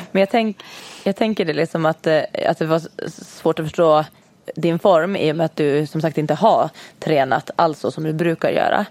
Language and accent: Swedish; Åland Islands; vi kommer ju båda två från Åland. Ja. Yes, så vi har faktiskt till och med gått i samma skola hela vägen.